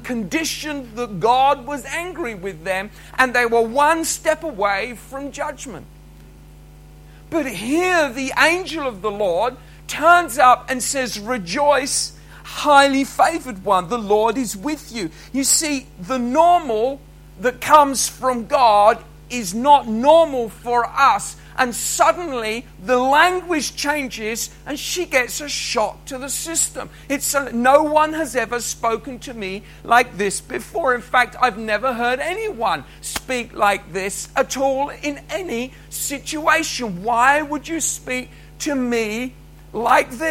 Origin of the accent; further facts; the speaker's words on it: England, United Kingdom; moved away as an adult; now in Scotland, United Kingdom; when Cheryl and I moved to Scotland that we were English